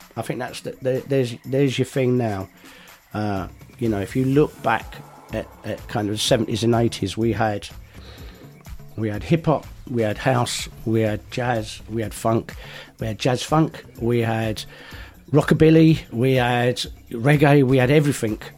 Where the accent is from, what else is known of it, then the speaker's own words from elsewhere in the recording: London, United Kingdom; we're from London